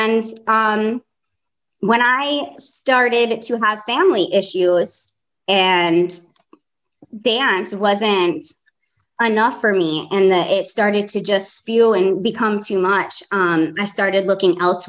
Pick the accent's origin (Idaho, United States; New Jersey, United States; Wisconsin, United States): New Jersey, United States; accent: Jersey; moved away as an adult; also born or lived in Fort Lauderdale, Florida; now in North Carolina, United States; I live in North Carolina, but yeah, born and raised in Jersey. I left there when I was 18